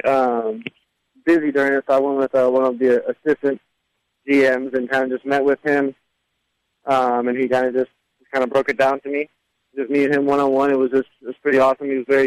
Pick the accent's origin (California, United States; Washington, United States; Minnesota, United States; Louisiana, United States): Minnesota, United States; Maple Grove; my hometown team, a team that I've been a fan of my whole life